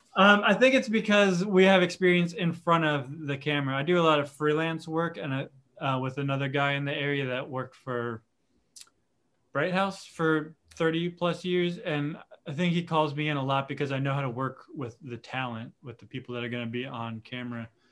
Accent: Dunedin, Florida, United States; I'm uh, Dunedin, Florida native

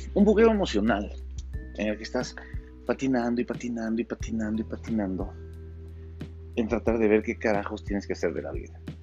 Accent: Ecuador; aquí en mi país, en Ecuador

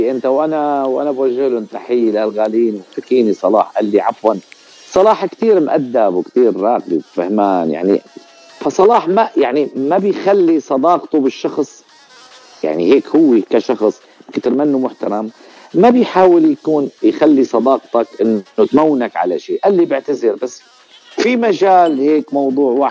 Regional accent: Al-Zaytuni, Ras al-Basit, Latakia Governorate, Syria; في قرية اسمها رأس البسيط المنطقة منطقة رأس البسيط

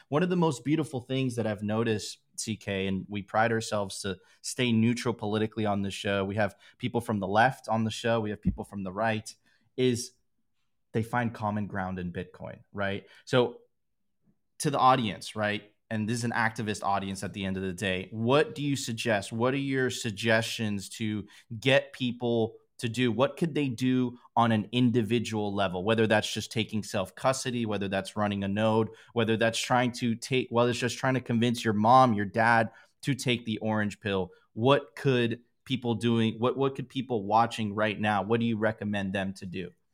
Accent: Miami, Florida, United States; I grew up there. That was my hometown

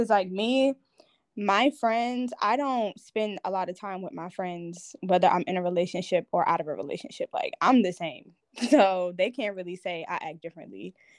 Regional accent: New York City, New York, United States; now in Georgia, United States; I'm 24. I'm from Brooklyn, New York, but I live in Georgia.

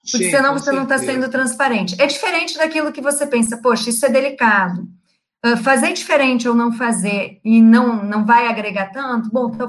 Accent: Rio Grande do Sul, Brazil; accent: gaúcho; now in Rio de Janeiro, Brazil; apesar de estar 10 anos no Rio, eu continuo com sotaque gaúcho, às vezes eu respondo como gaúcho

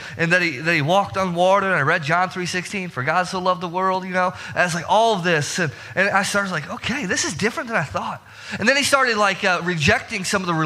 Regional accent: Herscher, Illinois, United States; moved away; my hometown, Hersher, Illinois

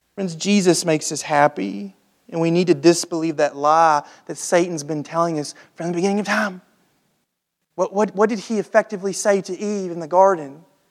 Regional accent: United States; us as American Christians

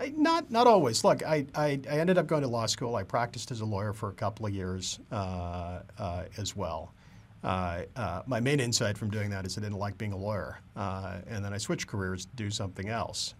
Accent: Canada; I grew up in Canada, and, uh, uh, like every good Canadian, I grew up wanting to be a professional hockey player.

